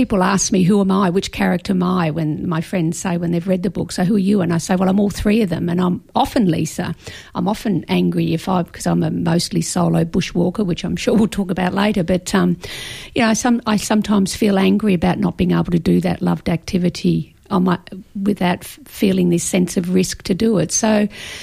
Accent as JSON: {"language": "English", "region": "Victoria", "country": "Australia", "tie": "born or raised there", "moved": "yes", "lives_now": "Brisbane, Australia", "said": "I grew up in Victoria, and I first started bushwalking on Wilson's Promontory"}